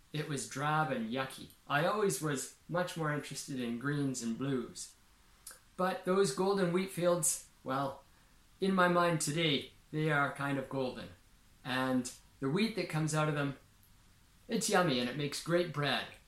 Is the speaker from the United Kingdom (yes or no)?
no; Saskatchewan, Canada; I grew up in Saskatchewan, in Canada